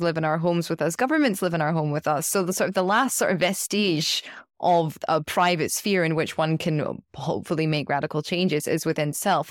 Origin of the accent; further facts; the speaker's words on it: United Kingdom; I'm speaking as a British citizen